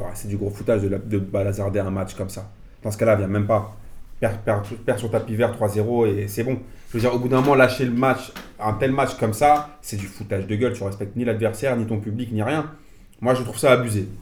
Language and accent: French; Algeria; en tant qu'Algérien